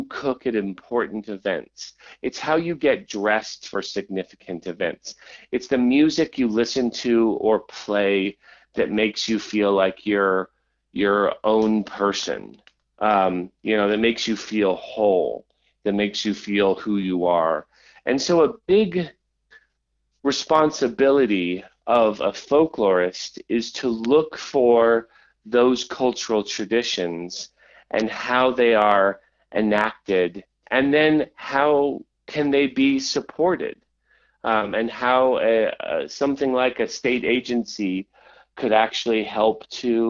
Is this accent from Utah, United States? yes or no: yes; Utah, United States; now in Washington, United States; I grew up in Utah, but I had family all along the Kitsap Peninsula and in areas of King County